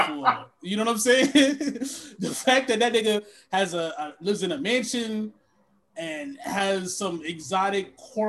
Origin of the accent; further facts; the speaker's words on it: Connecticut, United States; I grew up in Connecticut. I have no idea.